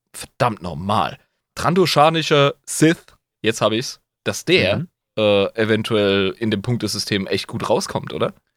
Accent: Rhineland-Palatinate, Germany; ich als Pfälzer

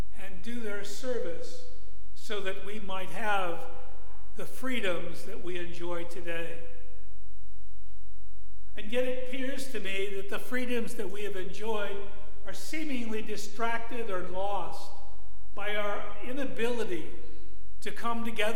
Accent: Buffalo, New York, United States; I was born and raised in the Buffalo area. I was born at St. Francis Hospital in Buffalo.

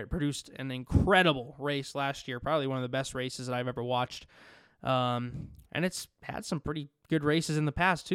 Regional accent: Las Vegas, Nevada, United States; I'm from Las Vegas. I live in Las Vegas

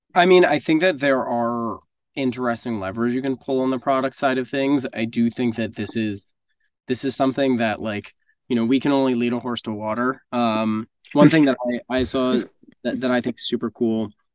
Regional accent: Northeast, United States; also born or lived in South Florida; now in New York, United States; I grew up in the Northeast.

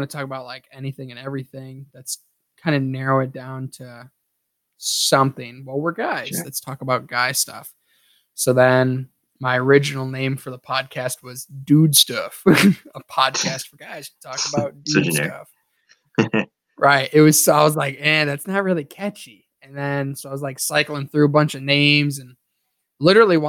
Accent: Ohio, United States; now in Minnesota, United States; me and Don are in Minnesota. I'm originally from Ohio

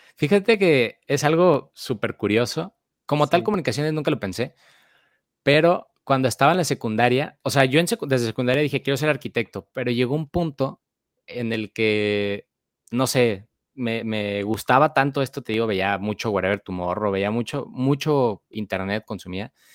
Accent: Guadalajara, Jalisco, Mexico; moved away as an adult; now in Monterrey, Mexico; soy de Guadalajara, Jalisco y actualmente pues radico en Monterrey, Nuevo León

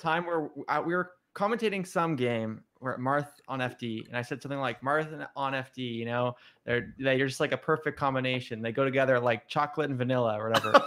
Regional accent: Ontario, Canada; moved away as an adult; also born or lived in West Coast of Canada; I'm from Ontario

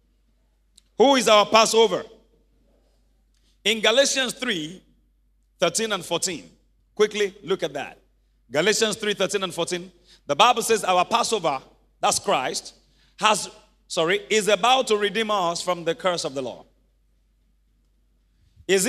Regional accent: Ibadan, Oyo, Nigeria; I grew up in Mokola where we had about 10 families in one house.

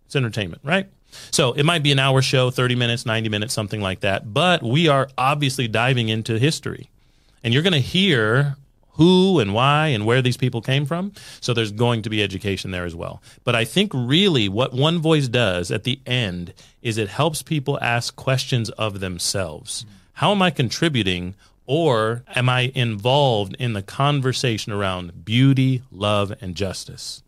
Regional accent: United States; I'm American

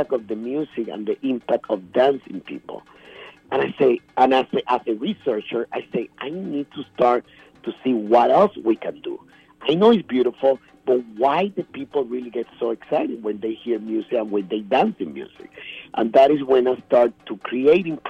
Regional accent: Puerto Rico; moved away as an adult; I'm from Puerto Rico. I moved over here in 1997.

